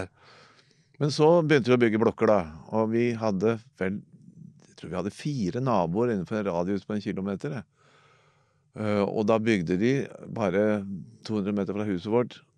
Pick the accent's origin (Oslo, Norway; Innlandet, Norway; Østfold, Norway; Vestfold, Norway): Oslo, Norway; jeg er født i Oslo, på Golia. Altså mellom to drabantbyer, mellom Oppsal og Tveita